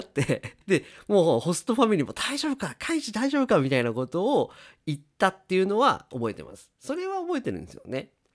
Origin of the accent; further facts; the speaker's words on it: Japan; 私たち日本人